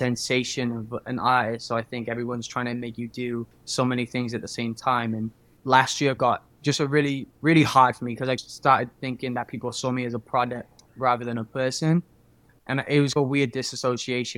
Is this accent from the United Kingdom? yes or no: yes; Cardiff, Wales, United Kingdom; now in Los Angeles, United States; I am from Cardiff in Wales, currently living in Los Angeles as a singer